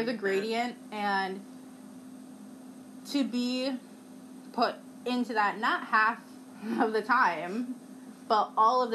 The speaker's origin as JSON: {"language": "English", "region": "Midwest", "country": "United States", "tie": "born or raised there", "said": "I grew up in the Midwest"}